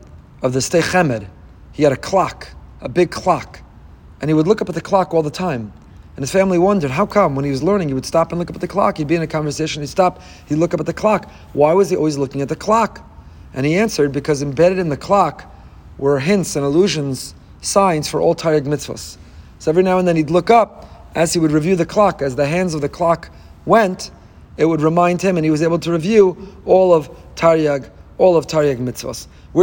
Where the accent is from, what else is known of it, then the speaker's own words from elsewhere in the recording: New York, United States; but really, I'm still a New Yorker. I've been a New Yorker.